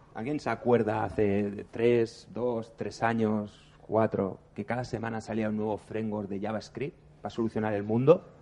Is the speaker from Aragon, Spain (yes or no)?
no; Barcelona, Catalonia, Spain; Somos de Barcelona.